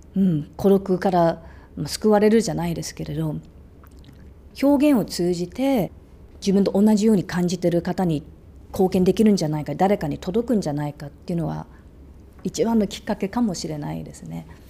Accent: Australia; moved away; オーストラリアで育った

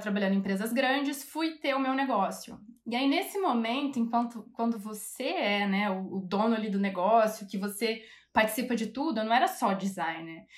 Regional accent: São Paulo, Brazil; also born or lived in Rio de Janeiro / London; now in Munich, Germany; Sou de São Paulo, comecei na Imbi Morumbi, em São Paulo

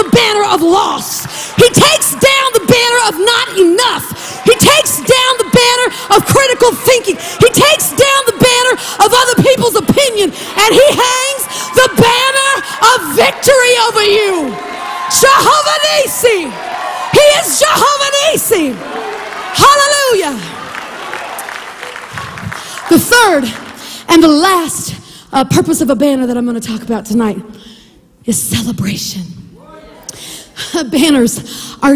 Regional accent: southwest Kansas, United States; I'm from southwest Kansas, 5 miles north of the Oklahoma state border. So growing up, I had to learn Oklahoma history

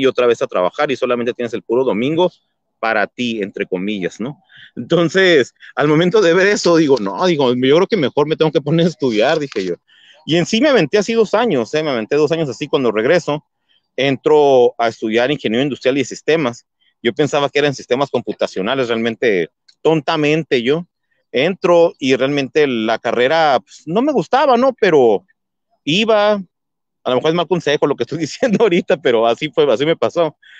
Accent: Mexico; now in Hermosillo, Mexico; como todos en México tenemos un pariente en Estados Unidos

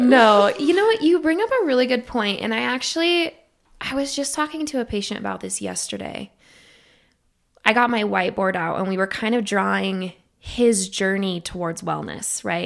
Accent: Idaho, United States; moved away; I'm originally from Idaho

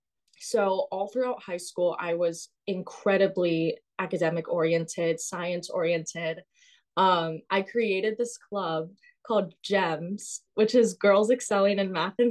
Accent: Simi Valley, California, United States; moved away as an adult; now in New York City, United States; I grew up in Simi Valley, which is 30 minutes north of Los Angeles in California.

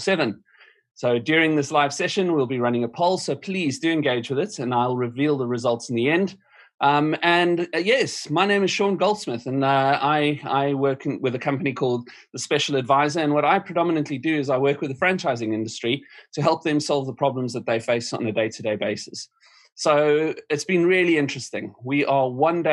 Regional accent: South Africa; now in United Kingdom; My home country, South Africa

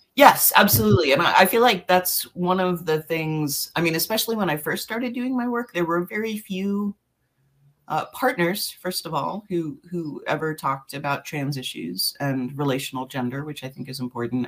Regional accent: New York, United States; moved away as an adult; now in Appleton, United States; we're originally from New York, and we've been living in Appleton, Wisconsin, uh, basically because of this job

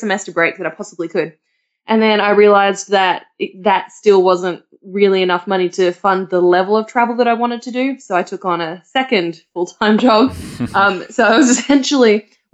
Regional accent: Australia; I'm from Australia

